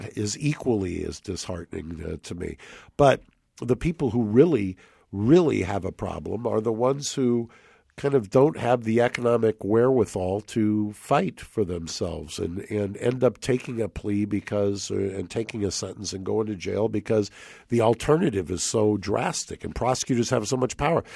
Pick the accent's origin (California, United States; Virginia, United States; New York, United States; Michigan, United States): California, United States; La Cañada Flintridge; when I was growing up in La Cañada, Pasadena